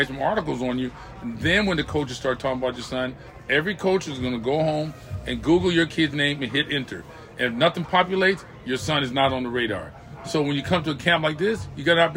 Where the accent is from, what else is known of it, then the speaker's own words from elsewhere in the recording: California, United States; I'm from California